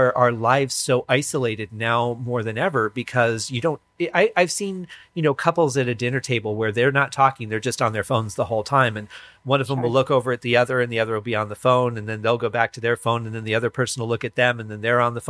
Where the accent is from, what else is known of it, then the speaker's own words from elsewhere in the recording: Michigan, United States; moved away; when I was growing up in Michigan